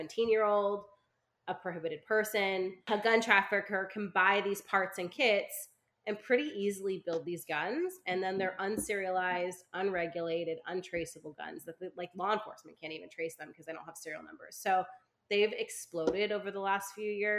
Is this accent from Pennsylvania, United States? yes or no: no; California, United States; I'm a Californian